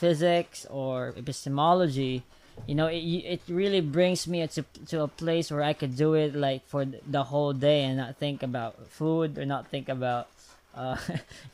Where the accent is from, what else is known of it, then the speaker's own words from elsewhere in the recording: Philippines; I'm just Filipino